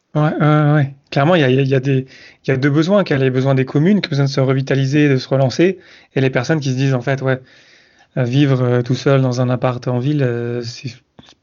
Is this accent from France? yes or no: yes; south-east France, France; moved away; also born or lived in Montreal; je viens du sud-est de la France